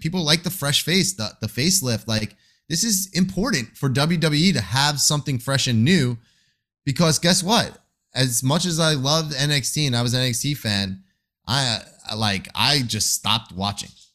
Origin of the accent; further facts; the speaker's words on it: Long Island, New York, United States; moved away; also born or lived in Queens, New York; I am from Long Island, New York. I've spent many of my days and years of my life in Queens.